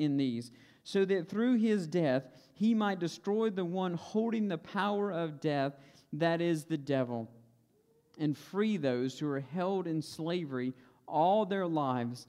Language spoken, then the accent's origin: English; Stokes County, North Carolina, United States; accent: Stokes County twang; I grew up in Stokes County